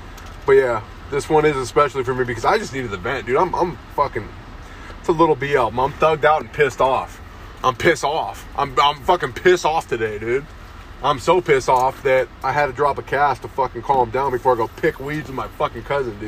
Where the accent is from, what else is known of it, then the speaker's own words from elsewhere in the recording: United States; I'm an American